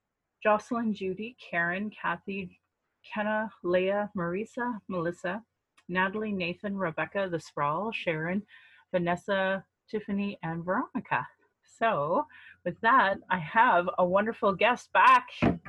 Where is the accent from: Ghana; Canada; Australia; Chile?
Canada; Calgary, Alberta; I was born in Calgary, or in Blackfoot Mokinstis, as … another English name which has afforded me privilege in an English colonial world. My mother is Northern Slavey Dene or Saatu Dene